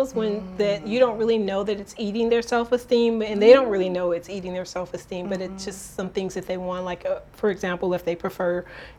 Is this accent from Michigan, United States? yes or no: yes; Detroit, Michigan, United States; moved away; from the Midwest, which I'm from Detroit, Michigan